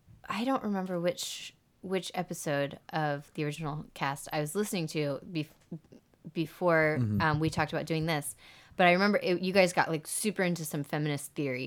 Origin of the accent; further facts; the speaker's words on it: Georgia, United States; In Georgia, northeast of Atlanta. So my parents moved down there for a gig, never moved back.